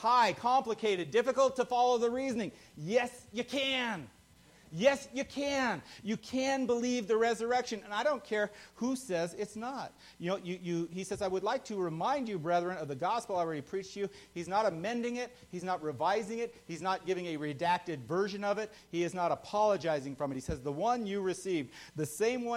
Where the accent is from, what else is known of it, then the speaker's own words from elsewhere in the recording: United States; I was born American. I have citizenship by birth